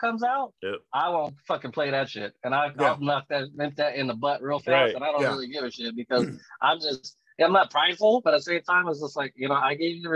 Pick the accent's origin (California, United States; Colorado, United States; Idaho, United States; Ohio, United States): Colorado, United States; Aurora; moved away as an adult; also born or lived in Las Vegas, Nevada; I was born and raised here in Colorado